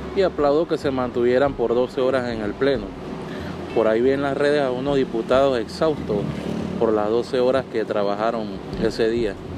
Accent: Panama; mi país

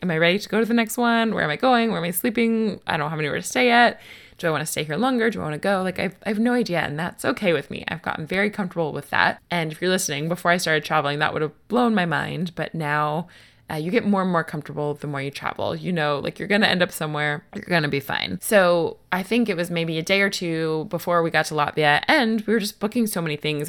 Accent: United States; moved away

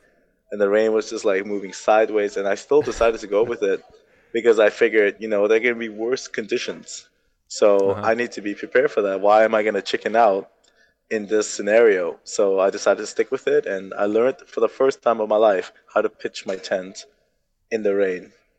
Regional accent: Turks & Caicos Islands; also born or lived in Germany; So I was born in Turks and Caicos, but I moved at the age of one. I moved to Germany.

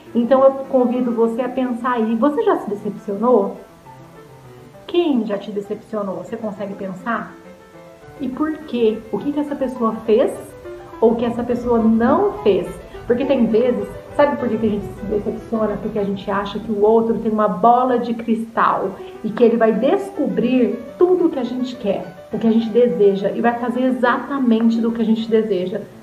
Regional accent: São José dos Campos, São Paulo, Brazil; sou aqui de São José dos Campos

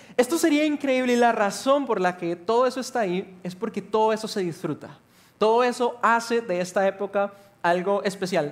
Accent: Costa Rica; cómo somos los ticos

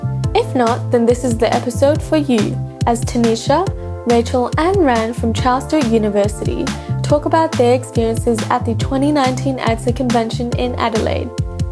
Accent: England, United Kingdom; now in Sydney, Australia; I'm currently in my third year of dentistry. I was born in England, live in Sydney at the moment.

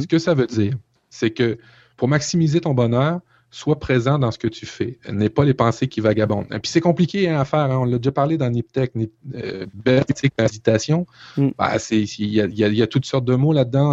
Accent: Canada; chez nous au Canada

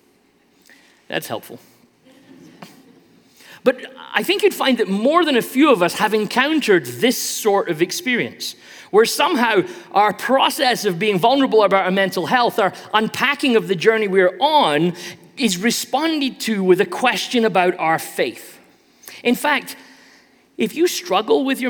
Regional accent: United Kingdom; I'm British, so I play a lot of soccer

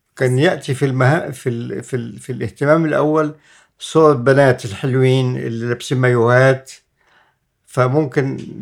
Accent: Egypt; احنا مصريين

